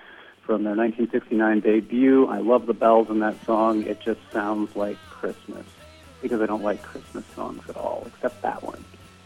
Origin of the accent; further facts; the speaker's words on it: Duluth, Minnesota, United States; now in Chicago, United States; from Chicago, Illinois. I'm originally from Duluth, Minnesota